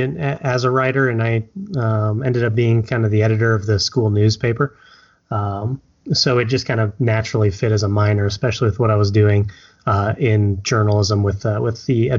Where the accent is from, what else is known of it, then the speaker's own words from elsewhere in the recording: Indianapolis, Indiana, United States; also born or lived in Japan; So, I was actually a Navy brat, so I was born in Japan, but moved over here to the States with my mother while she was in the Navy. So I moved around a lot as a kid. But ultimately, settled here in Indianapolis, which is currently my home